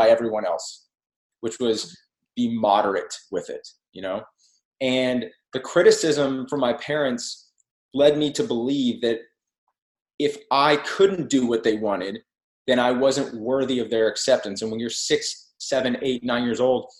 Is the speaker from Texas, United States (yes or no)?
yes; Texas, United States; as a Texan